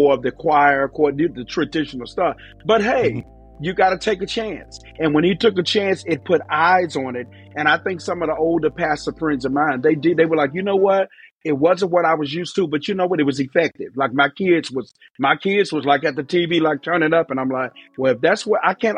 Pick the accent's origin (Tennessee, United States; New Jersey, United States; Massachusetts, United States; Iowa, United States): Tennessee, United States; Memphis; I'm from Memphis, Tennessee, but I traveled around the whole country